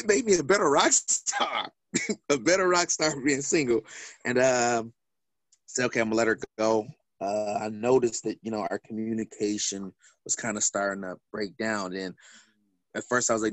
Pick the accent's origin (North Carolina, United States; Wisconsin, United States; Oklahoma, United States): Wisconsin, United States; Milwaukee; I'm from Milwaukee